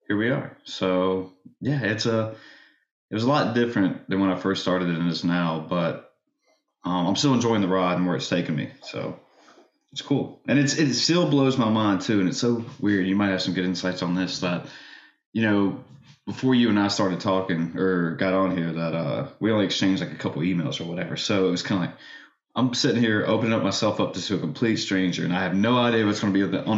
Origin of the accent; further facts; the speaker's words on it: Virginia, United States; where I'm from Virginia